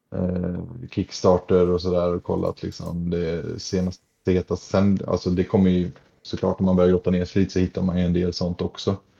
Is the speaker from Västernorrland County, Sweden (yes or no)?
no; Nossebro, Västra Götaland, Sweden; moved away; hemma i Nossebro där jag är ifrån